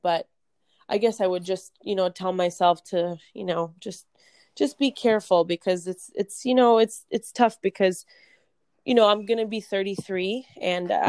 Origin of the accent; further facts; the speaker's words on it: Florida, United States; moved away as an adult; also born or lived in New Jersey / California; now in Las Vegas, United States; I'm actually originally from New Jersey. I grew up in Florida